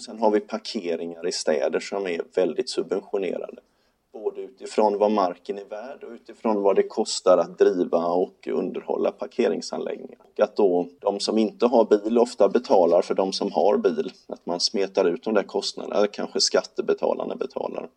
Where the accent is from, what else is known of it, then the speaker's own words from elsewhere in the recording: Gothenburg, Västra Götaland, Sweden; Göteborg där jag kommer ifrån